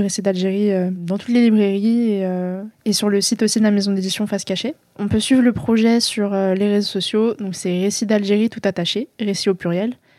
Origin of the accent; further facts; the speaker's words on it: France; je suis née en France, j'ai grandi en France